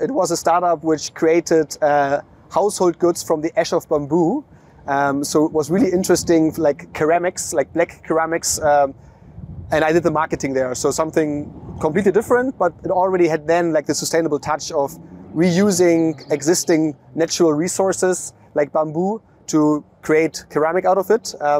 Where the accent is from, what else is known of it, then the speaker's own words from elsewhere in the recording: Hamburg, Germany; also born or lived in Australia / China / London / Munich; Originally, I'm from Hamburg, Germany. I then lived quite a while abroad, Australia, China, and London, before I started my career working at Amazon in Munich